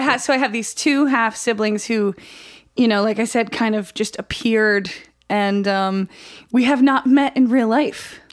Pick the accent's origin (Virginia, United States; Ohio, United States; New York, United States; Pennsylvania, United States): New York, United States; Oswego; I grew up in Oswego, New York